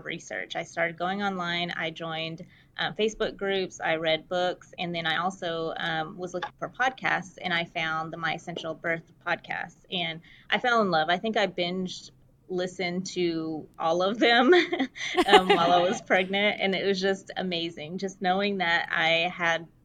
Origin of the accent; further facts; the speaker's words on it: Fort Worth, Texas, United States; I am from Fort Worth, Texas, which is close to Dallas